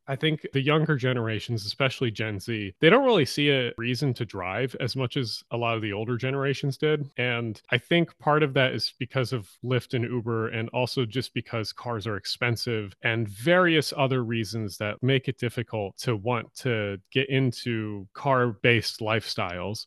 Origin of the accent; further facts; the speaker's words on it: Glassboro, New Jersey, United States; also born or lived in Pitman, New Jersey; I grew up in two towns, one called Pittman and one called Glassboro, New Jersey